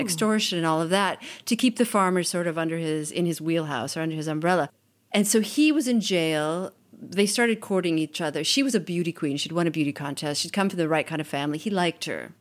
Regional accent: United States; moved away as an adult; now in Italy; I'm an American. I've been in Italy since nineteen ninety-six working as a journalist

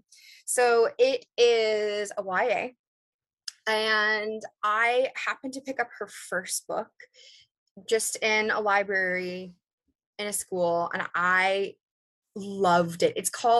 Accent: London, Ontario, Canada; also born or lived in United Kingdom; I am from Canada, from a city called London

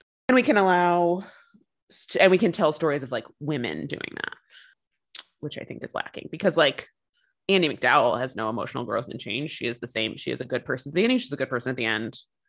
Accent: Chicago, Illinois, United States; we're from Chicago.

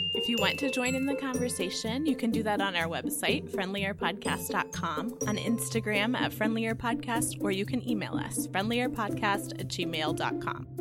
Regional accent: Texas, United States; now in North Carolina, United States; the cookies I grew up eating in Texas

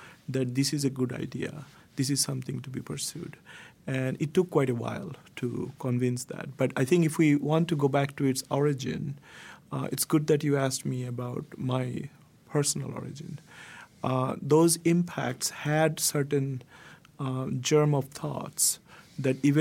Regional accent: Jessore, Khulna Division, Bangladesh; moved away; I came from Bangladesh, but I came from a relatively smaller town called Jessore. And I grew up there

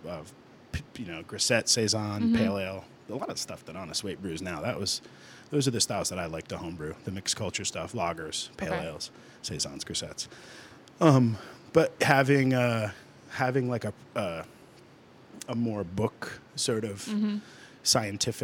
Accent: Athol, Massachusetts, United States; I grew up in Athol, the next town over

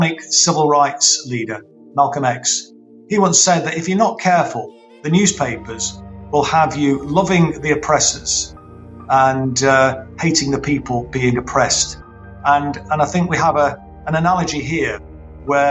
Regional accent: Derby, East Midlands, United Kingdom; I'm a local person, born and bred in Derby, lived here in and around Derby all my life

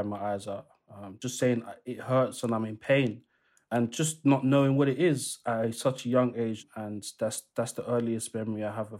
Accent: DR Congo; I'm originally from the Democratic Republic of Congo. They are colonized by the Belgians.

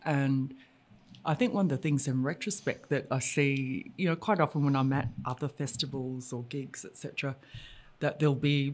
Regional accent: Brisbane, Queensland, Australia; I grew up in Brisbane

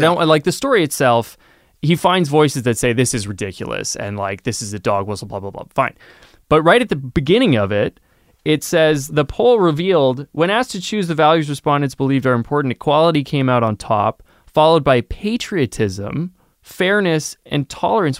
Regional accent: Canada; as a Canadian

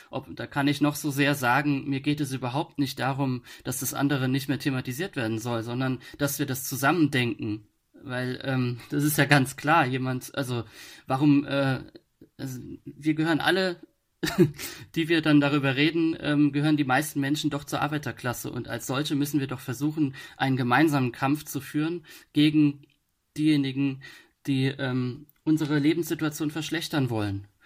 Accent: Rhineland-Palatinate, Germany; accent: Palatinate dialect; und da habe ich dann natürlich im pfälzischen Dialekt ge

